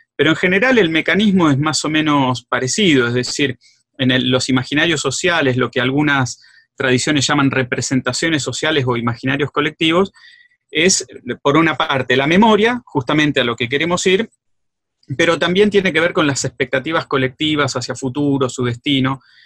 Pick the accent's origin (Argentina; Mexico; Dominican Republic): Argentina; Greater Buenos Aires; also born or lived in Rosario; now in San Miguel, Argentina; yo soy del conurbano, del Gran Buenos Aires, soy de Villa en realidad, pero mm, vivo en San Miguel